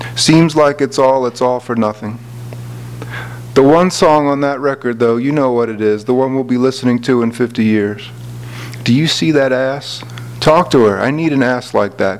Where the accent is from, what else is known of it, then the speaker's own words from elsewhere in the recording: Philadelphia, Pennsylvania, United States; I'm from Philadelphia.